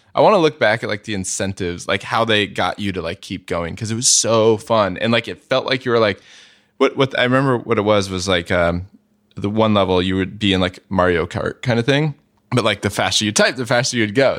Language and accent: English; San Jose, California, United States; also born or lived in San Francisco; I grew up, uh, in the South Bay mostly, so not, not in the city. Um, uh, mostly in San Jose